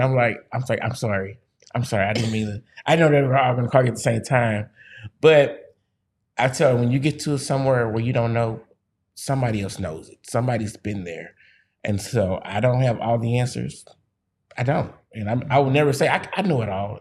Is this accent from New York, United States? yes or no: no; Missouri, United States; I'm from the Show Me State